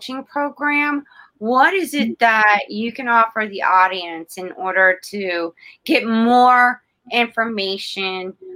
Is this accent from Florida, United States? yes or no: yes; South Florida, United States; I was born and raised in South Florida